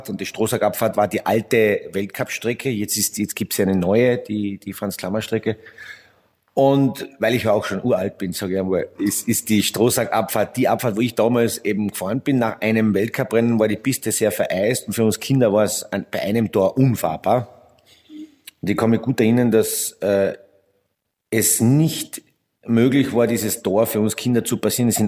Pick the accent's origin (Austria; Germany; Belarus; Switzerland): Austria; Carinthia; Naja, ich bin ja, ich bin ja Kärntner und Bad Lenkirchen liegt in Kärnten